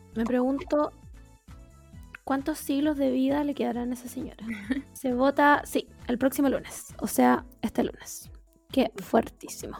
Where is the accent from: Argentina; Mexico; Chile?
Chile; yo soy chilena